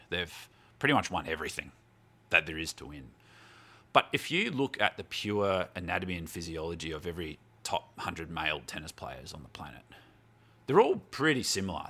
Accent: Melbourne, Victoria, Australia; moved away as an adult; also born or lived in Glasgow / Canberra; wasn't born in Melbourne, but, um, spent most of my life growing up in Melbourne.

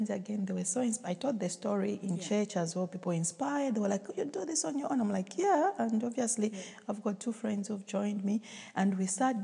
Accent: Zambia; now in United Kingdom; I'm from Zambia. Yes, and I went to Zambia after about 7 years of living in the UK

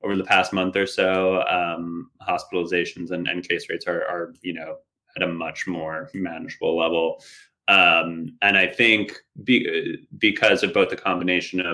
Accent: New Jersey, United States; moved away as an adult; now in Brooklyn, United States; I grew up in the New York area, New Jersey, and then I've lived here in Brooklyn for coming up on 4 or 5 years

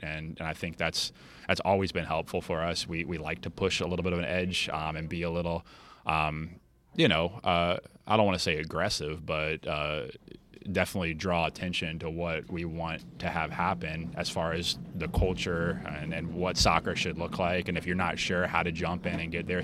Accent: Treasure Coast, Florida, United States; we're from the Treasure Coast

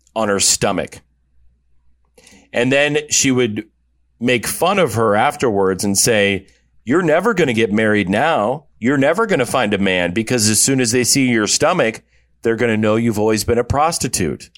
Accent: Iowa, United States; she actually relocated to my home state, which I was shocked to find this out, of Iowa.

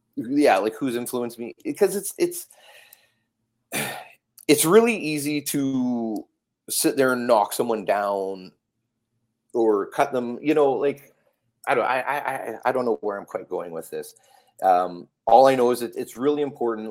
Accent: Calgary, Alberta, Canada; now in Vancouver, Canada; I grew up in Calgary

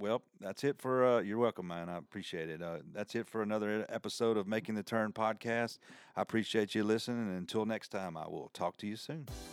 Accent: the South, United States; accent: country; my country accent

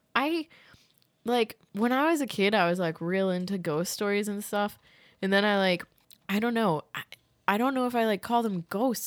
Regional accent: Massachusetts, United States; moved away; I'm from Massachusetts originally

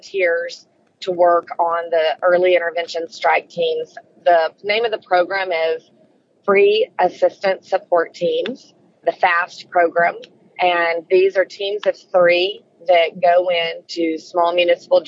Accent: Alabama, United States; moved away; also born or lived in New York; I'm originally from Alabama, so as a Southerner

